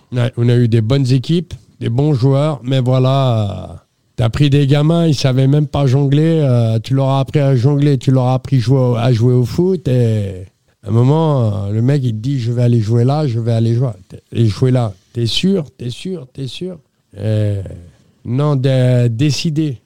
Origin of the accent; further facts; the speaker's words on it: Sartrouville, Île-de-France, France; c'est potentiel de jeunes qu'on a chez nous à Sartrouville